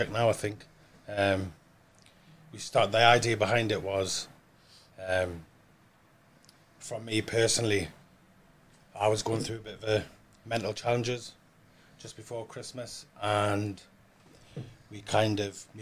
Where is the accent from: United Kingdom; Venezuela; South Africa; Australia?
United Kingdom; Washington, North East England; I'm from Washington.